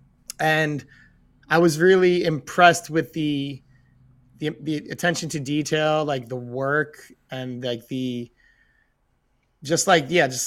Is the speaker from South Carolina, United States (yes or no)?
no; New York, United States; as a New Yorker